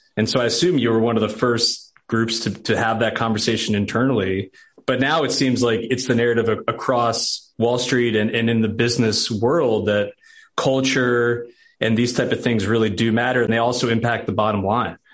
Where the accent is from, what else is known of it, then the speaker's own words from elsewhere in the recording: New York, United States; moved away as an adult; now in Nashville, United States; I'm a New Yorker who married a Nashville girl